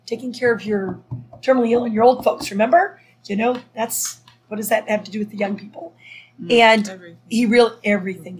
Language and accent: English; Minnesota, United States; moved away; also born or lived in France; growing up in Minnesota